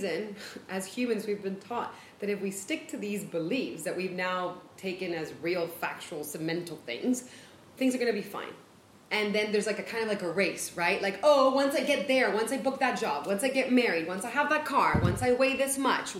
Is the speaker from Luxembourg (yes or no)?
no; Chile; English is a second language; now in United States; I'm from Chile